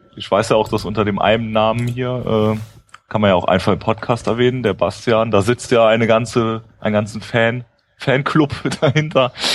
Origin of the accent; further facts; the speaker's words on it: Rhineland-Palatinate, Germany; ich wollte schon an der Mosel bleiben erstmal. Ähm, meine Heimat